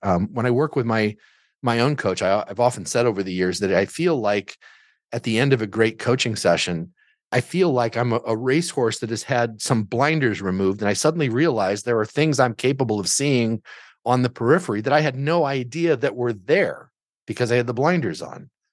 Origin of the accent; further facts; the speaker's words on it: Southern Illinois, United States; moved away as an adult; also born or lived in Chicago suburbs; now in Chicago, United States; I grew up in Southern Illinois